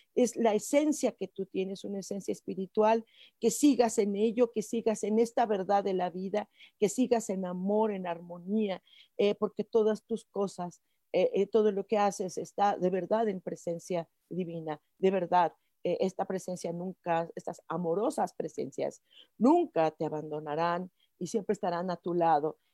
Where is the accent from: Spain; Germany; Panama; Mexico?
Mexico; como mexicanos.